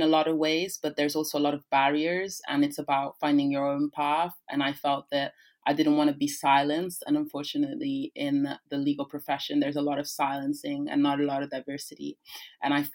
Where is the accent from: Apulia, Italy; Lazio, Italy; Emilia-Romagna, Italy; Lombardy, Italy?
Lazio, Italy; Rome; first language Italian; English is a second language; moved away; I grew up in Rome, which is the city that encloses the city of the Vatican State